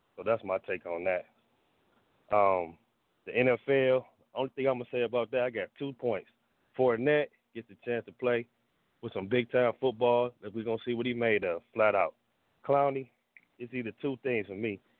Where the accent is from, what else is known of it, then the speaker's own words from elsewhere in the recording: Cleveland, Ohio, United States; now in Georgia, United States; I am from Cleveland. I just live in Georgia